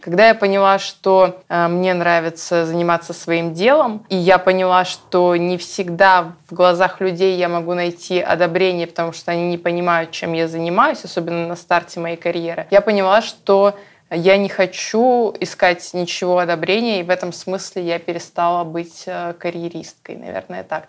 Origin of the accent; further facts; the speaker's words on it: Yoshkar-Ola, Mari El, Russia; я побыла дома в Ешкарале